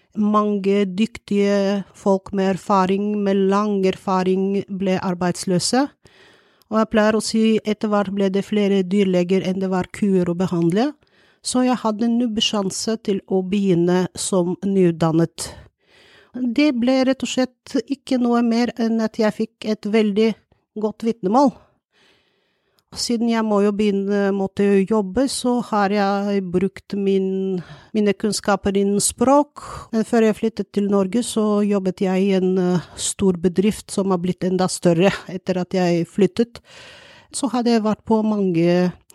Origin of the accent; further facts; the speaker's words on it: Bulgaria; Norwegian is a second language; now in Norway; jeg kommer fra Bulgaria, jeg er jo utenlandsk